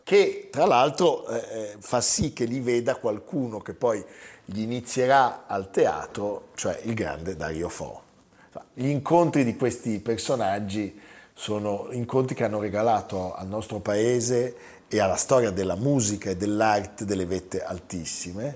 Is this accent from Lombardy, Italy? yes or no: yes; Milan, Lombardy, Italy; da milanese, da italiano